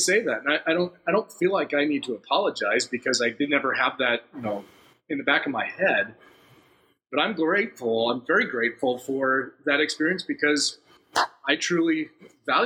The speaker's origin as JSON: {"language": "English", "town": "Phoenix", "region": "Arizona", "country": "United States", "tie": "born or raised there", "said": "I grew up in Phoenix"}